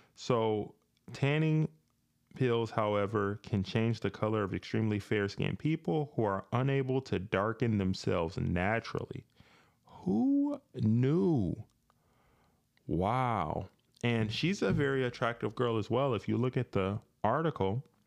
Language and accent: English; Grand Rapids, Michigan, United States; when I was growing up here in, uh, Michigan, I grew up in Grand Rapids in the inner city